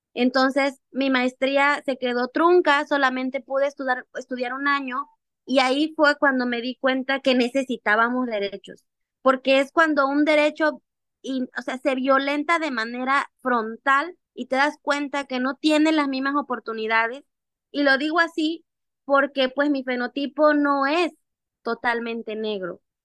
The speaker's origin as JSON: {"language": "Spanish", "country": "Mexico", "tie": "born or raised there", "said": "desde que yo era una niña, eh, yo aprendí a bailar los diablos, que es una danza ancestral afromexicana"}